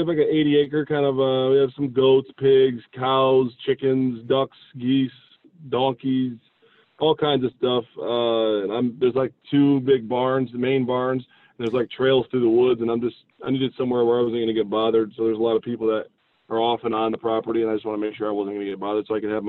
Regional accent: Grand Rapids, Michigan, United States; I just live north of Grand Rapids, a little like an hour north of Grand Rapids, which is like the major kind of hub. I was born and raised in Grand Rapids

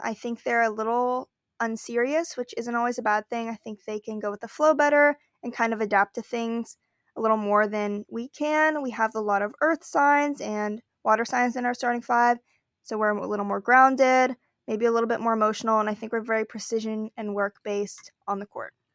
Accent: California, United States; I am from California

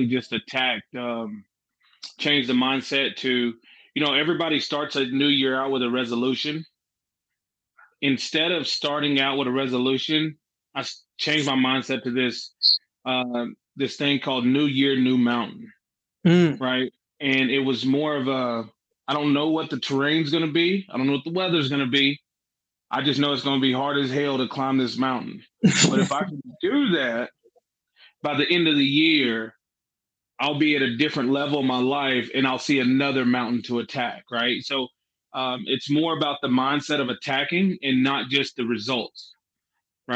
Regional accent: Jacksboro, Texas, United States; also born or lived in Mineral Wells, Texas; I was born in Mineral Wells, but I never lived there. I lived in Jacksboro. So I probably just should have just said Jacksboro, Texas, because that's where I'm from.

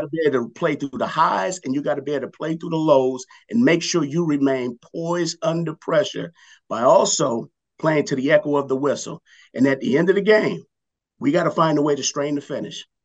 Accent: Los Angeles, California, United States; also born or lived in New Orleans, Louisiana / Cincinnati; I, did the majority of my growing up in the LA area

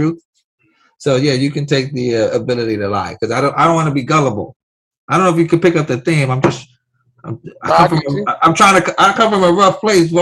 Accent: New York City, New York, United States; I grew up in New York City

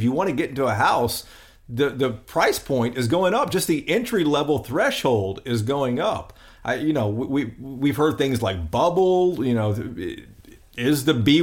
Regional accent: Tennessee, United States; now in Texas, United States; growing up in Tennessee.

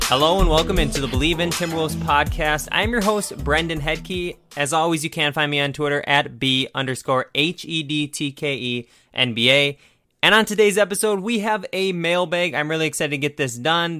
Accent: Minnesota, United States; I'm from Minnesota.

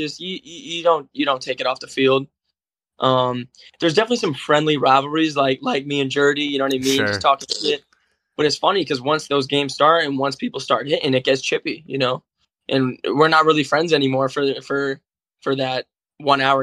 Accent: Massachusetts, United States; I'm from Massachusetts

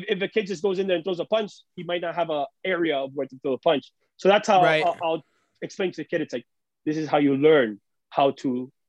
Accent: Cuba; We come from Cuba, so it was very difficult to even have money.

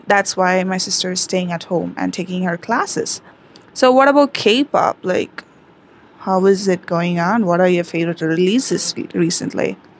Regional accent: India; I am from India

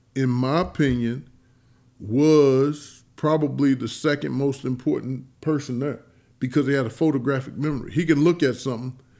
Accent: East St. Louis, Illinois, United States; born or raised there

